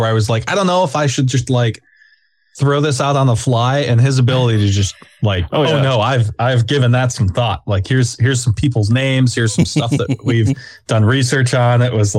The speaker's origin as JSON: {"language": "English", "region": "Southwest", "country": "United States", "said": "I'm from the Southwest."}